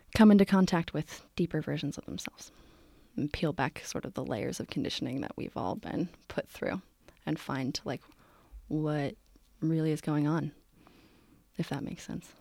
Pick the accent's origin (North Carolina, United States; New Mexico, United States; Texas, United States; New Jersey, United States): New Jersey, United States; Morristown; moved away as an adult; now in San Francisco, United States; I am from New Jersey originally